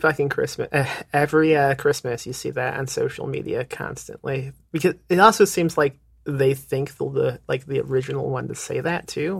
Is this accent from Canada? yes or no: no; Indiana, United States; now in San Antonio, United States; I'm in Texas. I'm in San Antonio, but right. I'm from Indiana.